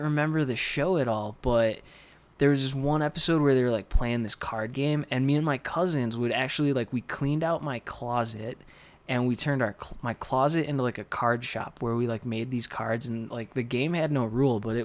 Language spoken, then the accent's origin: English; Dunkirk, New York, United States; now in Santa Fe, United States; I grew up in Dunkirk, New York, which is near Buffalo, a couple snowdrifts away